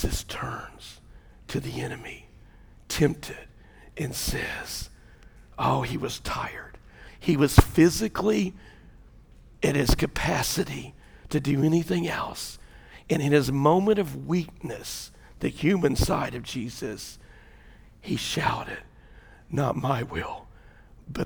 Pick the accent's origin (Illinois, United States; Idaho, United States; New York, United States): Illinois, United States; moved away; I was from Illinois